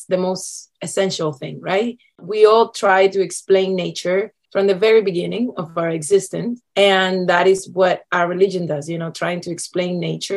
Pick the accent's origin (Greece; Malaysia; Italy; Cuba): Cuba; now in Canada; Growing up in Cuba, there is music everywhere, all the time